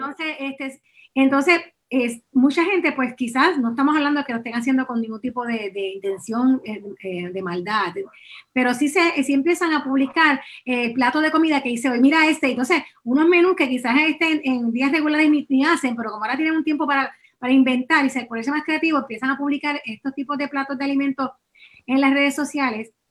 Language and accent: Spanish; Puerto Rico; como puertorriqueño